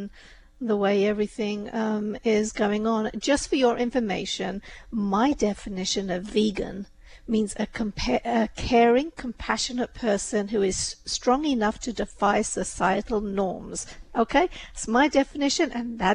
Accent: India; I'm from India

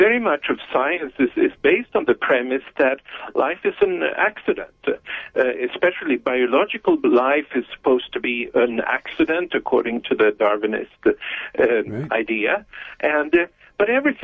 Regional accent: Stockholm, Stockholm County, Sweden; I was born in Stockholm, in Sweden, in 1950. And that's where I was raised

